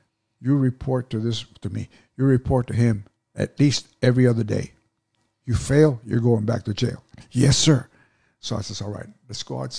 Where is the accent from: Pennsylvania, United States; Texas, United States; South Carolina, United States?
Texas, United States; Dallas; I'm from Dallas. Why would I want to put it